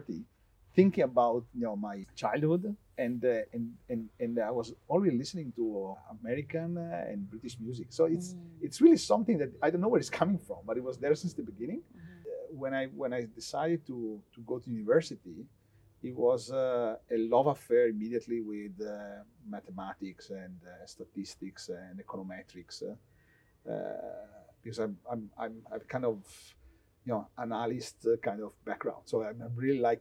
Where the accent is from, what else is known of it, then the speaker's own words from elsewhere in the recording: Vicenza, Veneto, Italy; I grew up in a town close to Venice, mm-hmm. Called Vicenza